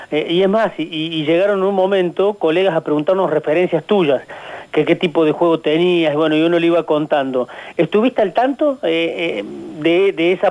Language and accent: Spanish; Colonia Caroya, Córdoba, Argentina; Yo soy de Colonia Carola.